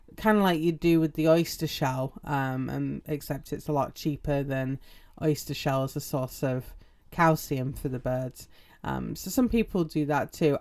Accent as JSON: {"language": "English", "region": "England", "country": "United Kingdom", "also_born_or_lived": "Utah", "moved": "yes", "said": "I'm English."}